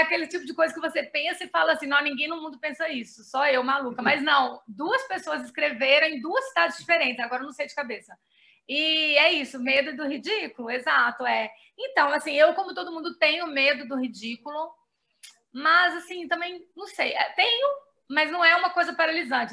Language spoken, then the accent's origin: Portuguese; Belo Horizonte, Minas Gerais, Brazil; now in São Paulo, Brazil; BH, que é a minha cidade, né? Eu sou de Belo Horizonte, Minas Gerais, e moro em São Paulo